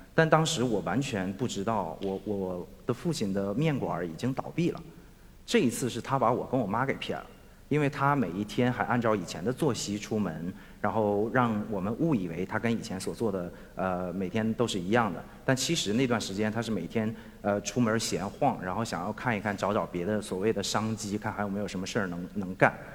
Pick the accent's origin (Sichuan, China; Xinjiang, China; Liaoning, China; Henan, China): Liaoning, China; Shenyang; 我们家乡的工业正在急速衰落